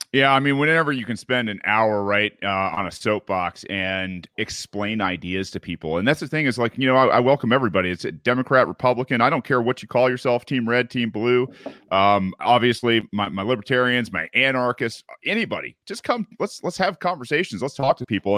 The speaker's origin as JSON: {"language": "English", "region": "Michigan", "country": "United States", "tie": "born or raised there", "moved": "yes", "said": "I, am Midwestern raised. Uh, you know, my parents were. Uh, I'm from Michigan originally"}